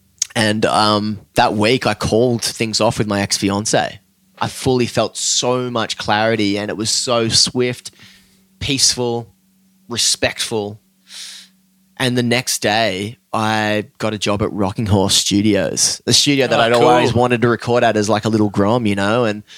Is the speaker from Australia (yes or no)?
yes; Australia; especially being Aussie, tall poppy, dude, fucking get smacked down